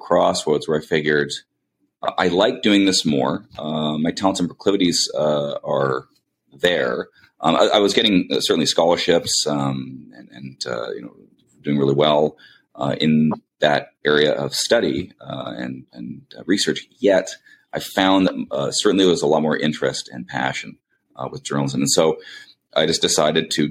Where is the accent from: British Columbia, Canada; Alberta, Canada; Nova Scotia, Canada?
British Columbia, Canada; Langley; the area I grew up in was in Langley, British Columbia, Canada, in particular Fort Langley.